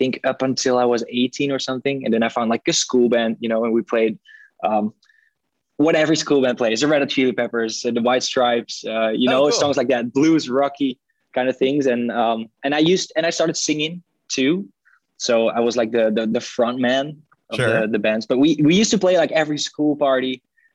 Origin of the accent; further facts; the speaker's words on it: Groningen, Netherlands; also born or lived in Utrecht, Netherlands; I was raised in Groningen